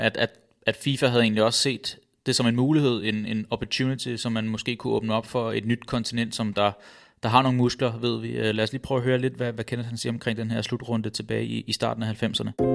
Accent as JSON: {"language": "Danish", "town": "Roskilde", "region": "Zealand", "country": "Denmark", "tie": "born or raised there", "said": "jeg er født og opvokset i Roskilde"}